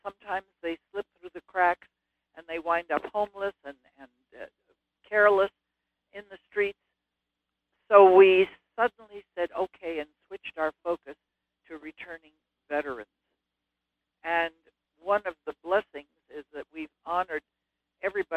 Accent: Canada; now in United States; I certainly was born Canadian of Lithuanian parents

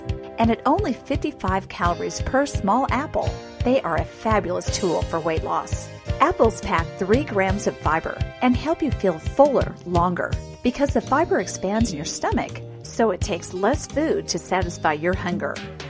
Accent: Pacific Northwest, United States; growing up in the Pacific Northwest

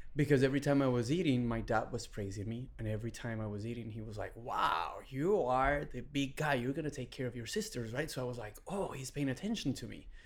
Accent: Venezuela; English is a second language; moved away as an adult; also born or lived in Texas; now in Los Angeles, United States; I was born in Venezuela. Um, my dad is Syrian. My mom is Venezuelan, Hispanic. I was born in 1981. I have three sisters um, and grew up in a you know beautiful a very humble household.

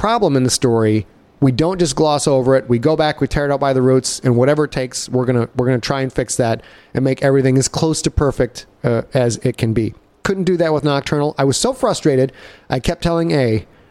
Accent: Cheboygan, Michigan, United States; back when I was a kid, growing up in Sheboygan, Michigan

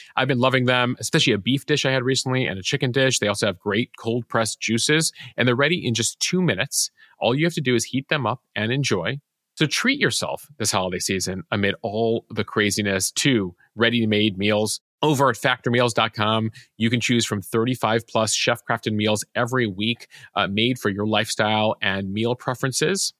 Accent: North Shore, Illinois, United States; I'm from the North Shore, familiar with Winnetka, um, growing up there

